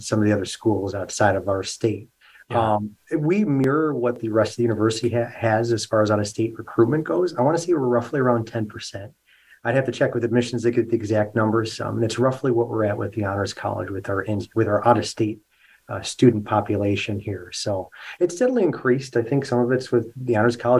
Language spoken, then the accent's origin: English; Rochester, New York, United States; now in Buffalo, United States; I'm originally from Rochester, so not too far down the thruway from where our campus is located.